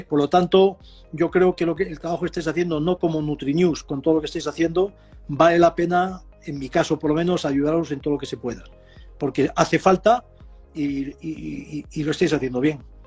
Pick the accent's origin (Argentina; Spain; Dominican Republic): Spain; Extremadura; Yo soy extremeño y mm. tenía entonces tenía ovejas